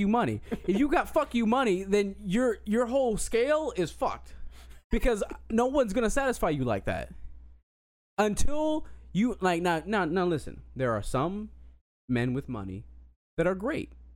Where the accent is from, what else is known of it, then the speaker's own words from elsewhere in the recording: Colorado, United States; moved away; I was born in Colorado and I was always, you know, I was around white people for my innocent years